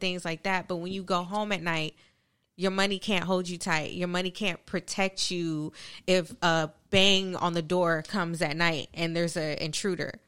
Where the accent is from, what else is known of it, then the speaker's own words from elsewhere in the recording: California, United States; moved away; I'm originally from California